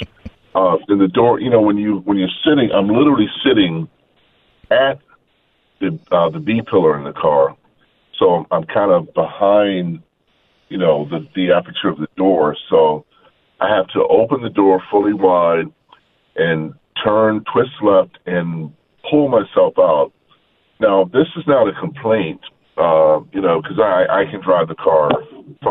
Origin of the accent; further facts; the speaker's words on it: Baltimore, Maryland, United States; I grew up in Baltimore